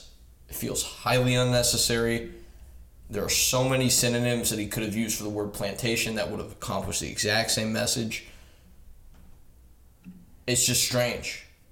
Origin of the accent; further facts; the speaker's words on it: the South, United States; I grew up in the South